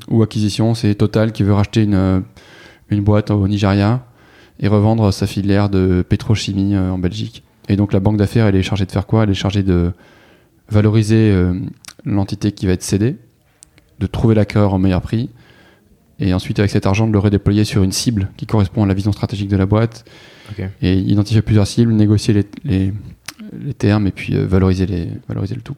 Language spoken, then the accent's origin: French; Toulouse, Occitania, France; moved away as an adult; j'ai grandi dans le sud-ouest, à Toulouse